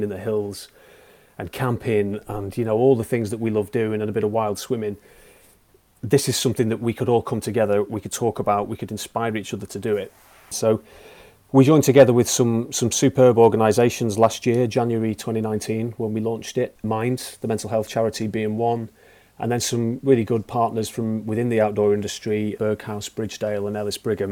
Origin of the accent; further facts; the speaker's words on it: the Pennines, England, United Kingdom; I grew up in the Pennines, in the middle of nowhere, basically.